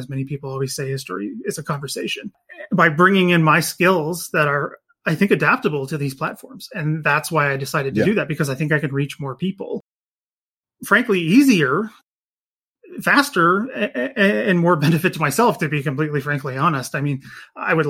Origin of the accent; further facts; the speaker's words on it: Canada; in Canada here